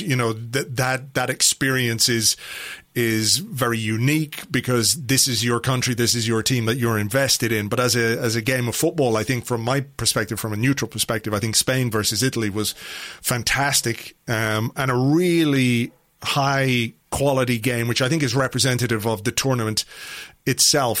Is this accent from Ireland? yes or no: yes; Ireland; I say this as an Irishman